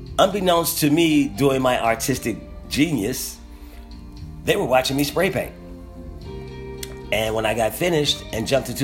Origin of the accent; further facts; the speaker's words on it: Philadelphia, Pennsylvania, United States; I was from Philadelphia.